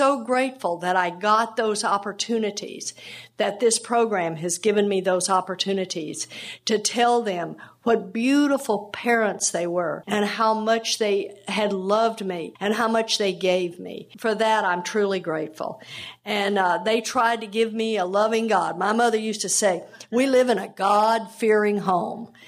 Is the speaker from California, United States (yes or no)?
no; Texas, United States; I grew up down in Texas